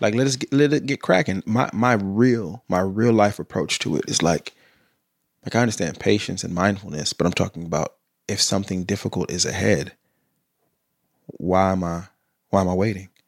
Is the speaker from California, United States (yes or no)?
yes; Sacramento, California, United States; I grew up in South Sac